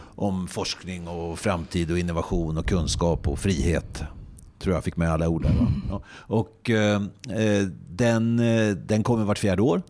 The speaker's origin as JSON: {"language": "Swedish", "area": "Närke, near Hallsberg", "region": "Örebro County", "country": "Sweden", "tie": "born or raised there", "said": "jag själv är närking mm. och eh, är uppväxt väldigt nära din ort där du fortfarande bor, mm. Hallsberg."}